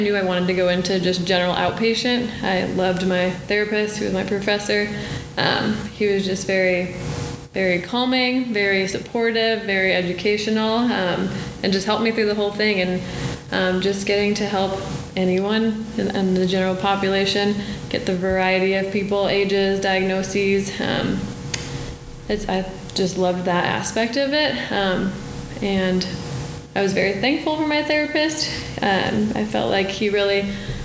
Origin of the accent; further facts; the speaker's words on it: Lemont, Illinois, United States; I am from Chicago suburbs. I'm from Lamont, Illinois, which is just southwest of Chicago